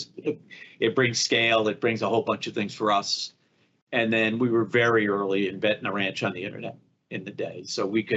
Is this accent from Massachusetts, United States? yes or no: yes; Boston, Massachusetts, United States; I grew up in Boston